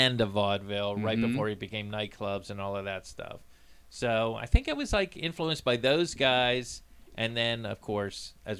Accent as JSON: {"language": "English", "region": "Florida", "country": "United States", "tie": "born or raised there"}